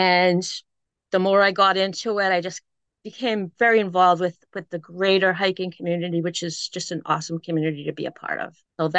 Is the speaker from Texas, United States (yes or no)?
no; Southern New Hampshire, United States; also born or lived in Nashua, New Hampshire; I know, we're all from Southern New Hampshire. And now here we are, different parts of the country, for sure.